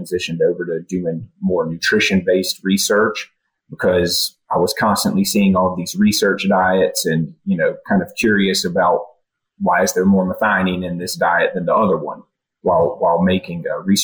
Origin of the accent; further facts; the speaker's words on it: Central North Carolina, United States; I grew up in Central North Carolina